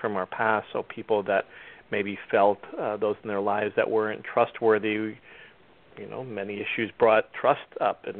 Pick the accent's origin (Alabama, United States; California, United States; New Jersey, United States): New Jersey, United States; I grew up in New Jersey